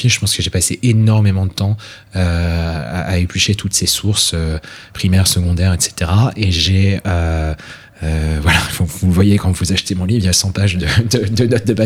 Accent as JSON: {"language": "French", "country": "France", "also_born_or_lived": "United Kingdom", "said": "j'ai une double culture, je suis français et britannique. Et euh, à ce titre, je parle parfaitement euh, français et anglais, donc j'ai grandi dans une famille où on parlait les deux langues"}